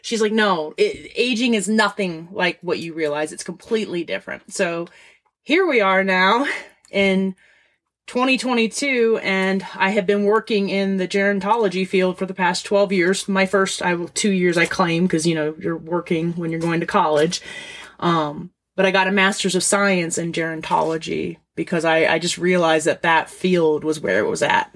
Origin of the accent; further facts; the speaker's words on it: Florida, United States; moved away as an adult; I am originally from Florida.